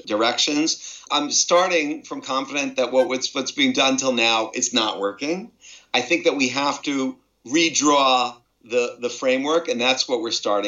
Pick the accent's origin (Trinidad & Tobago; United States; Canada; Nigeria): United States; moved away as an adult; now in Israel; I was born in the United States and grew up there and I've lived here for 31 years